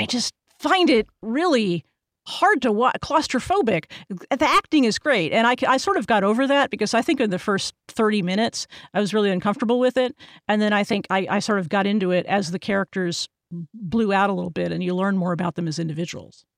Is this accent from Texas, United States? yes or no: yes; Texas, United States; I'm from Texas